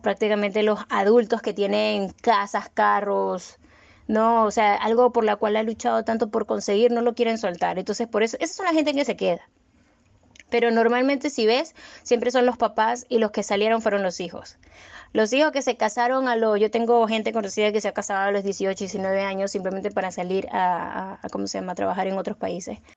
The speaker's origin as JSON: {"language": "Spanish", "country": "Venezuela", "moved": "as an adult", "lives_now": "Peru", "said": "cuando yo me fui de Venezuela"}